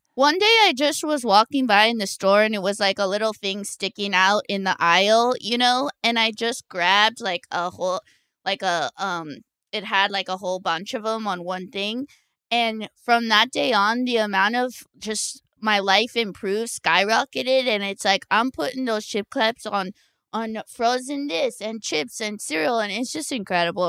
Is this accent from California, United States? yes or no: yes; Orange County, California, United States; I am from Orange County